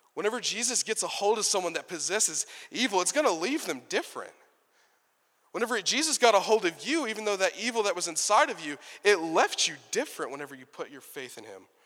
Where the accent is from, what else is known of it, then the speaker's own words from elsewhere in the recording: Texas, United States; I'm from Texas